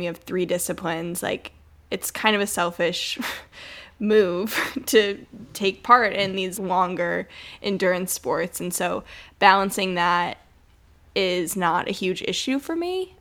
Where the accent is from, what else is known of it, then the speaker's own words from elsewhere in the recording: Detroit, Michigan, United States; I grew up in Metro Detroit, Michigan in a pretty suburban area